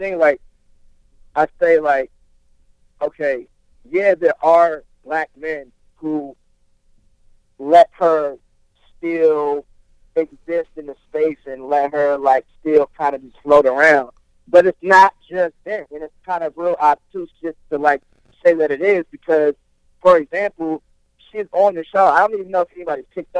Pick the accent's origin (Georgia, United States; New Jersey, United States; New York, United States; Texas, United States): New Jersey, United States; I was born in Jersey